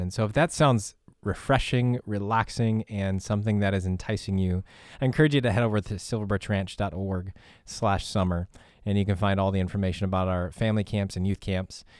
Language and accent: English; Midwest, United States; growing up in the Midwest